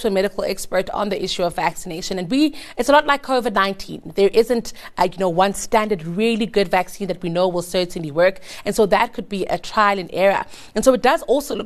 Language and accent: English; South Africa; as a South African.